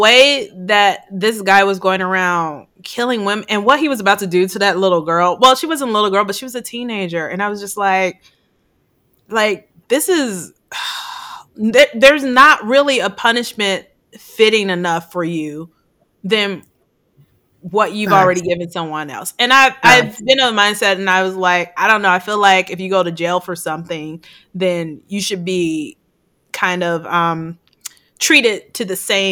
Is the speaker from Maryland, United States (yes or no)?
no; Chicago, Illinois, United States; now in California, United States; I grew up in Chicago